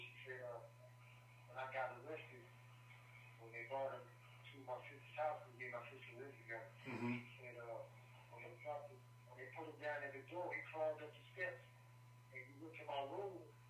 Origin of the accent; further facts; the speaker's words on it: Orange County, New Jersey, United States; also born or lived in Charlotte, North Carolina; now in North Carolina, United States; I was born and raised up in Orange County, New Jersey. And I migrated down south in Charlotte, North Carolina, where I stayed for a number of years.